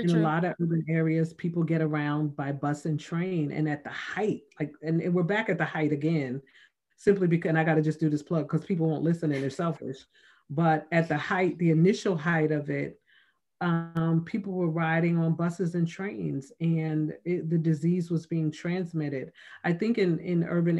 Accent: Plainfield, New Jersey, United States; growing up in Plainfield when I did

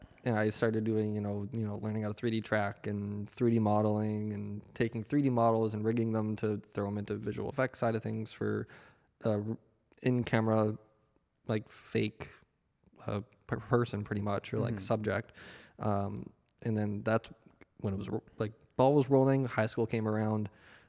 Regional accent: Victoria, British Columbia, Canada; born there; also born or lived in Winnipeg, Canada; I was born in BC. So I was born in Vancouver Island, so Victoria.

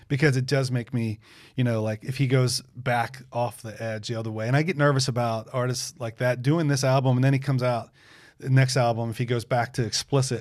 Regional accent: United States; as an American

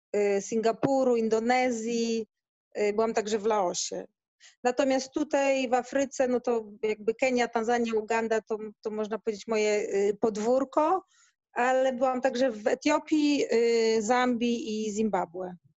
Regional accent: Gdynia, Pomeranian Voivodeship, Poland; moved away as an adult; now in Africa (Indian Ocean coast); Ja pochodzę z Gdyni, z Bałtyku

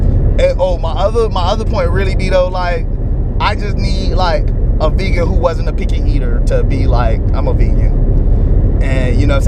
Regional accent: Miami, Florida, United States; I grew up in Miami.

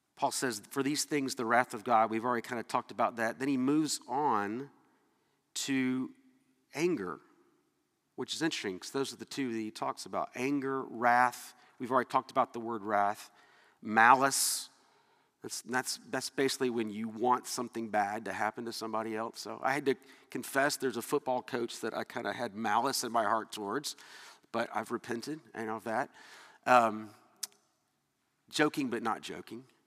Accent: Atlanta, Georgia, United States; moved away; I was from Atlanta. I was raised that people that were from up north were you know, just not as good as us

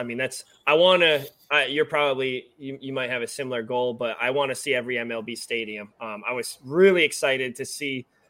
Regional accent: New Hampshire, United States; now in Charlotte, United States; I'm from New Hampshire, but he's from Mass. We're both down in Charlotte now.

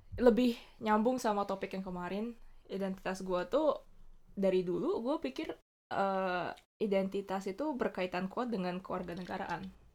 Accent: Bali, Indonesia; now in Japan; gue dari Bali

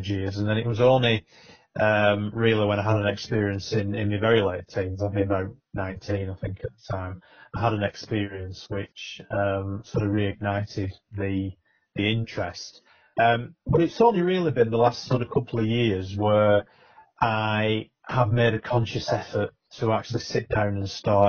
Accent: Accrington, North West England, United Kingdom; when I was growing up in Accrington

